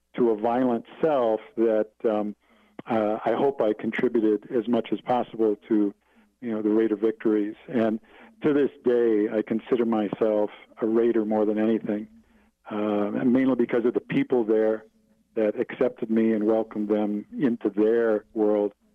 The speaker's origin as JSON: {"language": "English", "region": "Wisconsin", "country": "United States", "tie": "born or raised there", "said": "growing up in Wisconsin"}